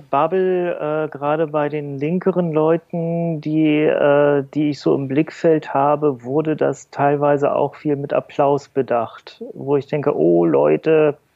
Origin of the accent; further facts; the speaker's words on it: Bremen, Germany; War, das war das in Bremen, meiner Heimatstadt, ne?